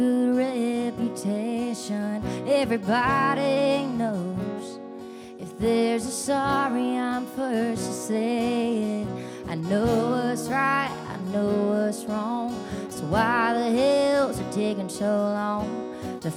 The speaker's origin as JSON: {"language": "English", "region": "Alabama", "country": "United States", "moved": "as an adult", "lives_now": "Nashville, United States", "said": "I'm from Alabama"}